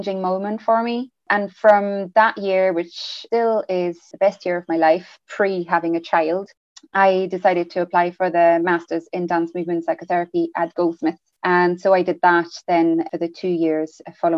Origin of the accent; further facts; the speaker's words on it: France; English is a second language; moved away as an adult; also born or lived in England; So I'm actually from France. I grew up in France up till the age of 18.